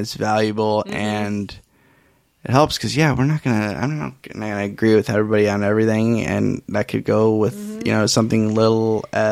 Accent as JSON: {"language": "English", "region": "Iowa", "country": "United States", "said": "people from Iowa, we don't really get a lot of people with accents"}